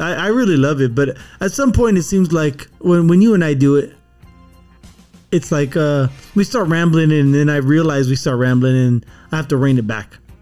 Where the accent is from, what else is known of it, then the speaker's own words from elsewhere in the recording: California, United States; when we were growing up in California